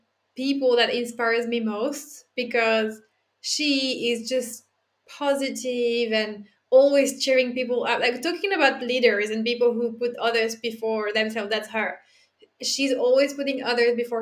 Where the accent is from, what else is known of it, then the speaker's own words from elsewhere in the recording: Dijon, Bourgogne-Franche-Comté, France; I'm French. I'm not from Paris. I'm from Dijon